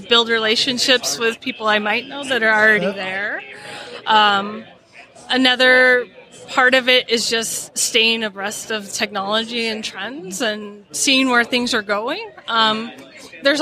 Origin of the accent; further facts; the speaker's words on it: Midwest, United States; I am from the Midwest